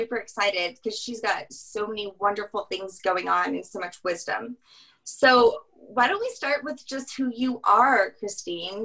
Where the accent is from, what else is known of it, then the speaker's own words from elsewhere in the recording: New Orleans, Louisiana, United States; I'm from New Orleans